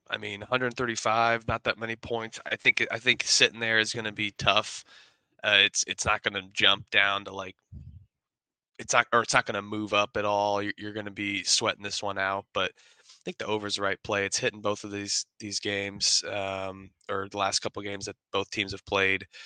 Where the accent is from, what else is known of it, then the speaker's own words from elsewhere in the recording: Indiana, United States; I'm from Indiana.